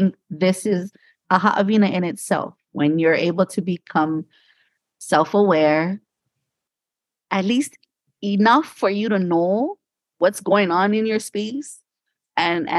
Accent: Hawaii, United States; growing up in Hawaii, we know that word, lickings.

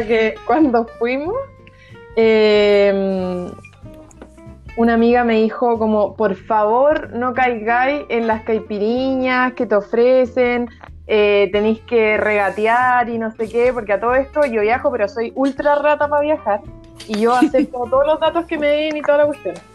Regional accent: Chile; era más chilena que los porotas

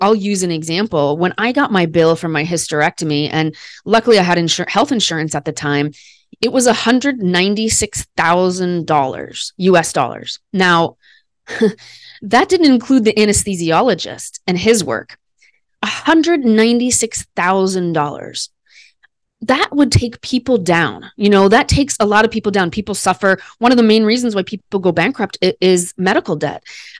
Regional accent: Midwest, United States; I'm an educated white woman. I'm from the Midwest of America.

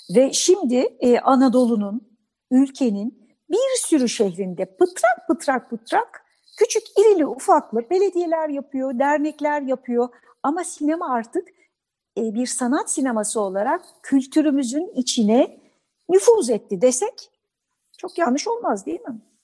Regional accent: Bandırma, Balıkesir, Turkey; ben Bandırma'da doğdum.

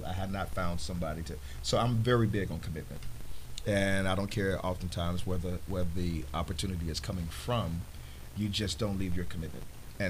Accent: Chicago, Illinois, United States; moved away as an adult; also born or lived in Las Vegas; Well, I am originally from Chicago, born and raised.

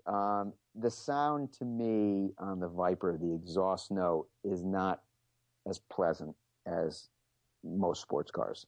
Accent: United States; I'm an American, so I love muscle cars

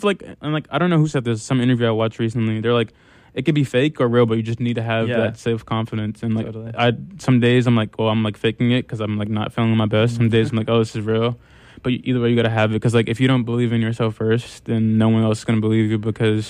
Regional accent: New York City, New York, United States; moved away; also born or lived in Amherst, Massachusetts / Los Angeles; being a New Yorker and being from Harlem

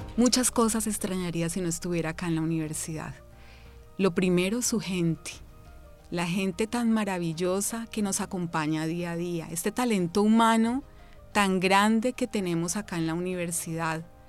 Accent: Cali, Valle del Cauca, Colombia; also born or lived in Bogotá; Soy de Bogotá, eh, pero soy hija de Cali porque realmente toda mi vivencia, me trajeron de meses, ha sido acá en la ciudad de Cali

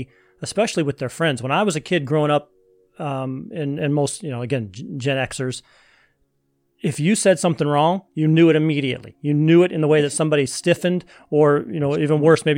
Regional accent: United States; being an American

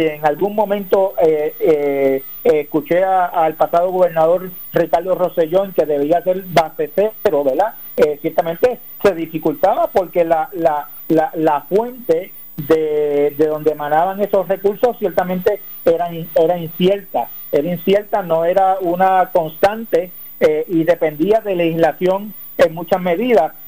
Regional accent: Puerto Rico; soy puertorriqueño

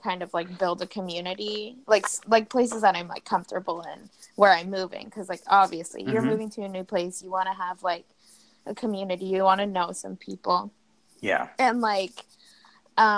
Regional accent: New York City, New York, United States; moved away as an adult; I'm from New York City, born and raised.

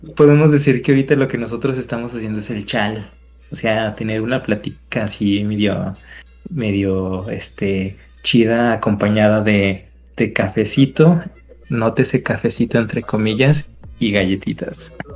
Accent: Mexico; como mexicanos sabemos lo que significa

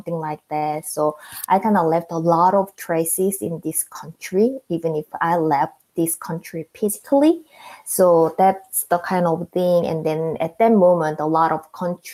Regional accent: South Korea; English is a second language; moved away as an adult; now in United States; I'm the citizen of South Korea

